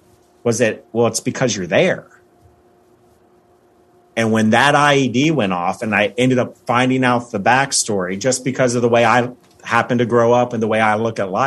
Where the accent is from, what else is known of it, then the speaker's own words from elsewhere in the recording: United States; I'm an American boy